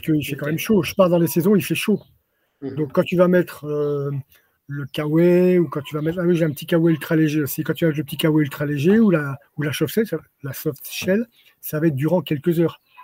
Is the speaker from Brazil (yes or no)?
no; France; now in Montpellier, France; je suis né dans les Pyrénées, je suis un Pyrénéen